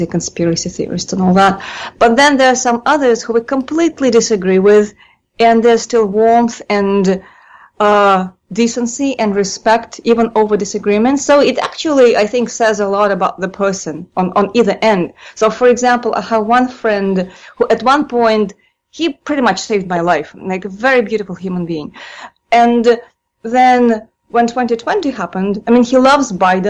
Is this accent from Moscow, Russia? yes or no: yes; Moscow, Russia; moved away; born and raised in Moscow